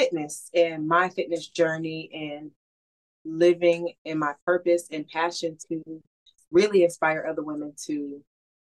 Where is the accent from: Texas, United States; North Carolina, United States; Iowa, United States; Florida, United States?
Florida, United States; I grew up here in Florida